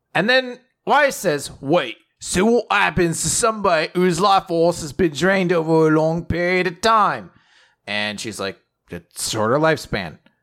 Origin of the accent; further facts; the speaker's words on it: United States; as an American